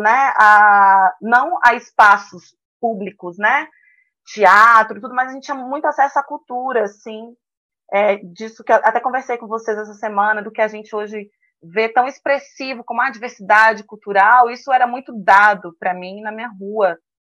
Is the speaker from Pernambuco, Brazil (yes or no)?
no; Medeiros Neto, Bahia, Brazil; Eu sou baiana, lá do interior da Bahia, de uma cidadezinha chamada Medeiros Neto